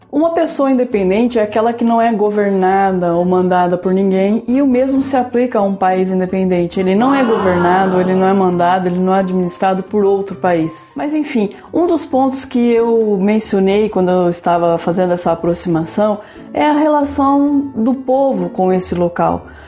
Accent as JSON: {"language": "Portuguese", "country": "Brazil", "said": "Nós, brasileiros"}